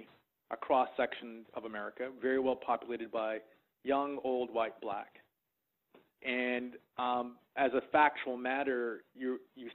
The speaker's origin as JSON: {"language": "English", "town": "Boston", "region": "Massachusetts", "country": "United States", "tie": "born or raised there", "said": "as a young black man growing up in Boston"}